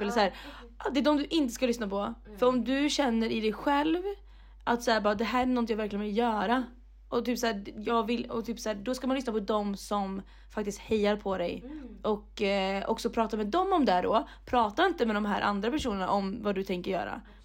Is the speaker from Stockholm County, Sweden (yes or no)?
no; Mariestad, Västra Götaland, Sweden; moved away; mina kompisar där hemma i Mariestad